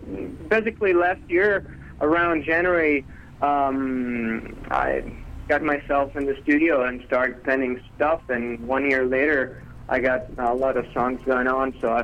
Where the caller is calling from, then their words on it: Cagliari, Sardinia, Italy; I'm calling you from Cagliari, Sardinia, and Sardinia is an island that belongs to Italy.